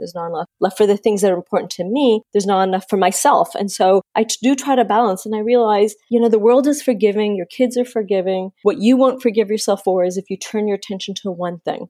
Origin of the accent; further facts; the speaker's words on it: Canada; moved away as an adult; also born or lived in Miami; I grew up in Canada